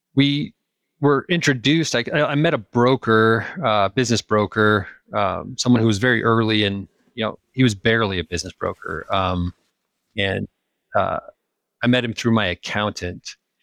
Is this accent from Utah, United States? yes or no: yes; Utah, United States; moved away as an adult; also born or lived in California / Kansas; I grew up in the mountains. I grew up in Utah